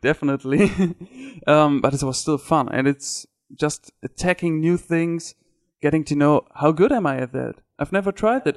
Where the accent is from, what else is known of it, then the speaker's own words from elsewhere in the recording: Ruhr area, North Rhine-Westphalia, Germany; English is a second language; I'm from Germany. It's uh, what we call the Ruhrpott